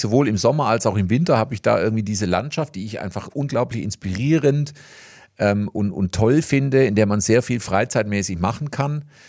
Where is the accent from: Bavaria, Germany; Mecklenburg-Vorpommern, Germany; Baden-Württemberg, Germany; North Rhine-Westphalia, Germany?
Baden-Württemberg, Germany; Reutlingen; accent: Swabian; hier in Reutlingen